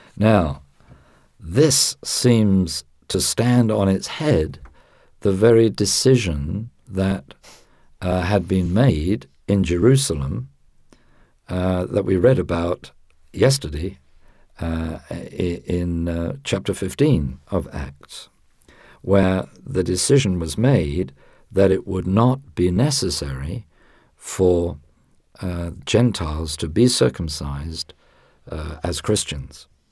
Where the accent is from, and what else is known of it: United Kingdom